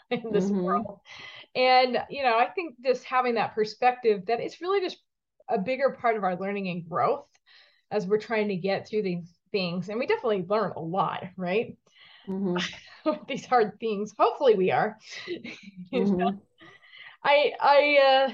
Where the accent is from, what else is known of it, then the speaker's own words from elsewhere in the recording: Connecticut, United States; I actually grew up in the Northeast too. Well, Connecticut